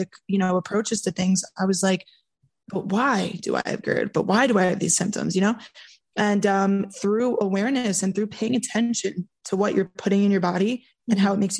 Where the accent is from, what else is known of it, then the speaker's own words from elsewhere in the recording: New York, United States; being the New Yorker that I am